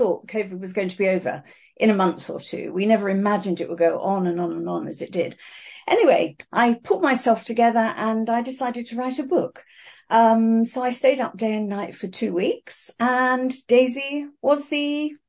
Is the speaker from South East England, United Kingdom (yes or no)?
yes; South East England, United Kingdom; accent: English; moved away as an adult; also born or lived in Fiji; now in Auckland, New Zealand; you can probably tell by my accent that I'm English